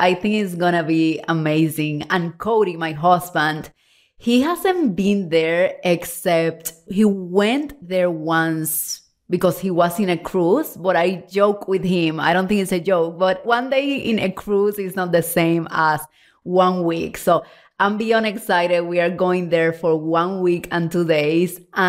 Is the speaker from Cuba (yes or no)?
yes; Cuba; now in Puerto Rico; I'm originally from Cuba, if you don't know me well, of course. And then from Cuba, we moved to Mexico City and then Puerto Rico. And we lived there for 12 years.